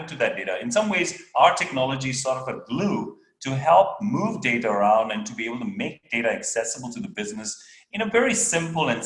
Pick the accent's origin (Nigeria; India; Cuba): India; also born or lived in Belgium; now in Europe; I was born in India. I'm a Belgian, and I have been living in Europe for a very long time.